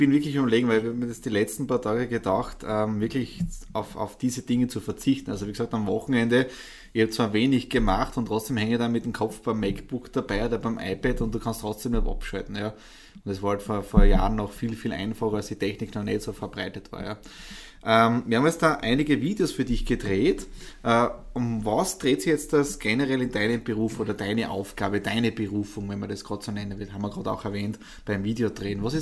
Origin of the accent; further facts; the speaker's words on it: Graz, Styria, Austria; Draußen haben wir Visitenkarten ausgetauscht und im Prinzip kommen wir beide aus Graz.